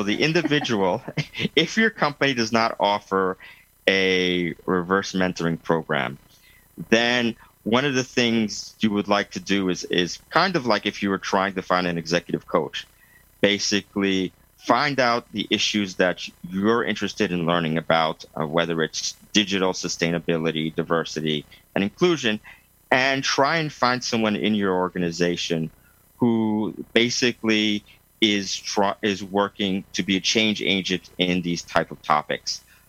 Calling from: Lausanne, Vaud, Switzerland; I'm coming from Lausanne, Switzerland, yes. By Lake Geneva.

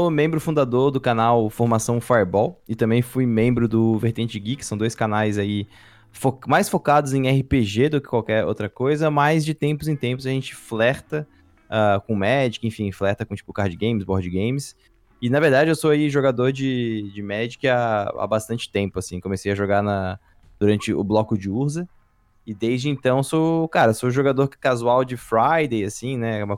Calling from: Florianópolis, Santa Catarina, Brazil; Cara, eu tô falando de, Flor de Florianópolis, Santa, Santa Catarina, tenho 29 anos.

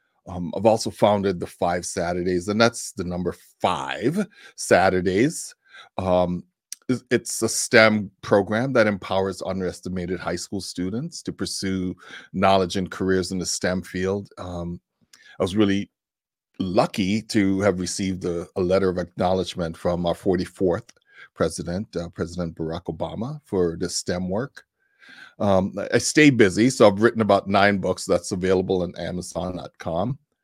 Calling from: Tucson, Arizona, United States; So I'm joining you from Tucson, Arizona.

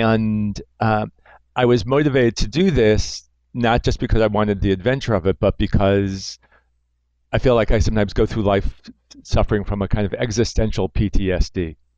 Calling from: New York, United States; I'm calling you from New York, what's now the epicenter.

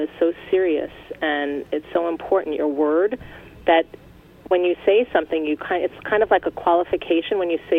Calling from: California, United States; Hi, I'm calling from California.

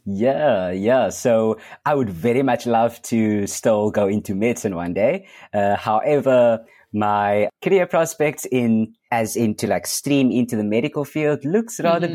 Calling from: Cape Town, Western Cape, South Africa; I am calling in from Cape Town, South Africa.

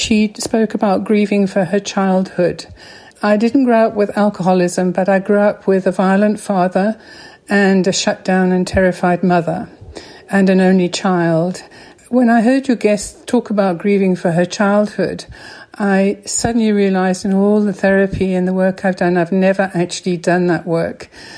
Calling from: Johannesburg, Gauteng, South Africa; I'm phoning from Johannesburg, South Africa.

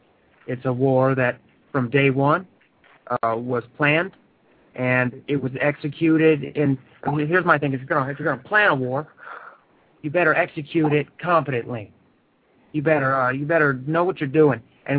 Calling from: Phoenix, Arizona, United States; I'm calling from Phoenix, Arizona.

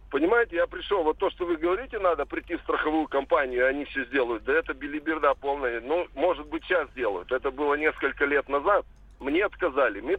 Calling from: Perm, Perm Krai, Russia; Э, здравствуйте, я из Перми звоню.

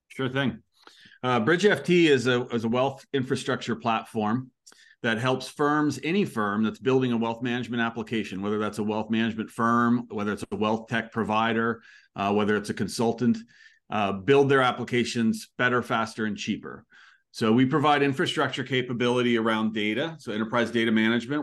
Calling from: Annapolis, Maryland, United States; I'm calling from Annapolis, Maryland

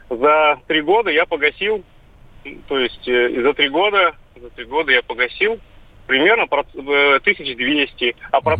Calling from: Saint Petersburg, Russia; Я из Санкт-Петербурга.

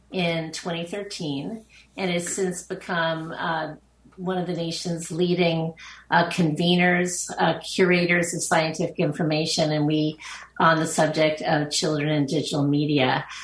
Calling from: Long Island, New York, United States; Uh, I'm joining you from Long Island, New York.

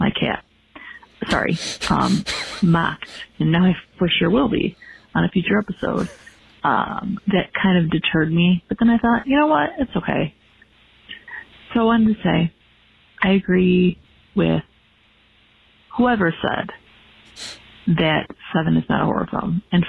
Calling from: Michigan, United States; I'm from Michigan. I'm calling because I'm listening to your 7 episode.

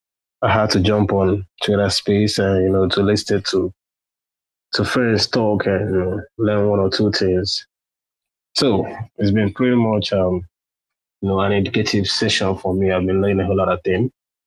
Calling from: Nigeria; I'm listening from Nigeria already. It's 11:33 p.m. on my side.

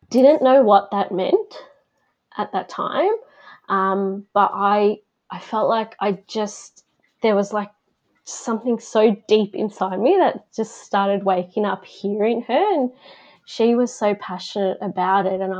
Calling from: Victoria, Australia; I am coming from Victoria down in Bass Coast, so the lands of the Bunurong people.

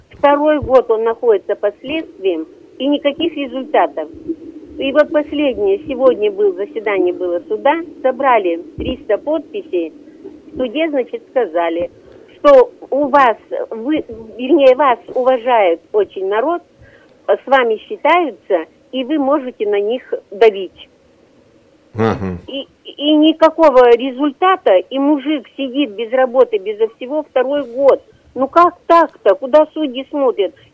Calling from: Listvyanka, Irkutsk Oblast, Russia; Я, я звоню из Листвянки.

